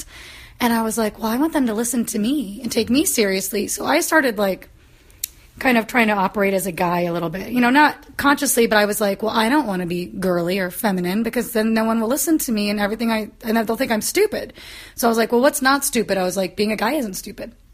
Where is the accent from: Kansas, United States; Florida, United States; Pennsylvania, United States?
Kansas, United States; growing up in Kansas.